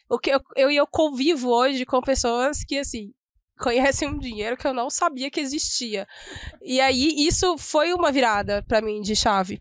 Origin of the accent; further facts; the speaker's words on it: Minas Gerais, Brazil; como uma boa mineira